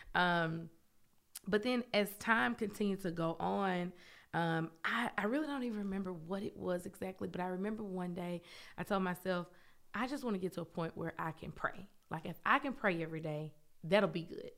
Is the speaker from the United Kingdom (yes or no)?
no; Memphis, Tennessee, United States; moved away as an adult; also born or lived in Knoxville, Tennessee; now in Oak Ridge, United States; I'm from Memphis